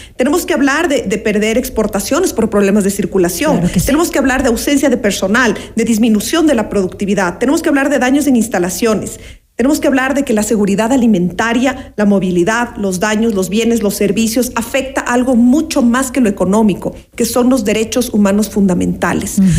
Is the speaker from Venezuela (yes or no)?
no; Ecuador; como ecuatorianos y ecuatorianas